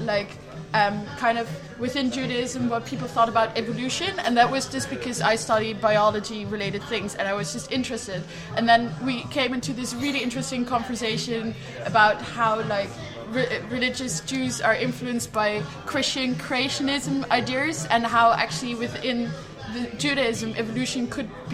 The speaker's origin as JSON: {"language": "English", "country": "Netherlands", "accent": "Dutch", "second_language": "English", "said": "my Dutch accent"}